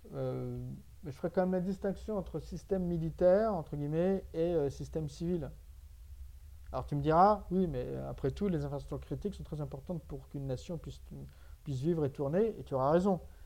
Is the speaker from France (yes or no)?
yes; France; en tant que Français